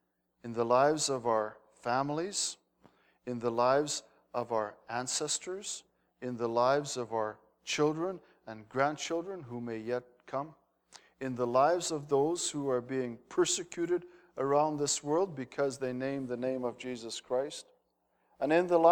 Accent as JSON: {"language": "English", "country": "Netherlands", "tie": "born or raised there", "said": "I wound up as a Dutch kid. My name doesn't make sense in Holland."}